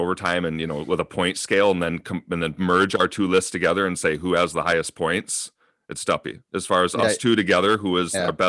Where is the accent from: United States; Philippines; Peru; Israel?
United States; Minnesota; It's weird how things come together that I grew up in Minnesota with this guy, but it's his cousin in Alaska who I actually became better friends with.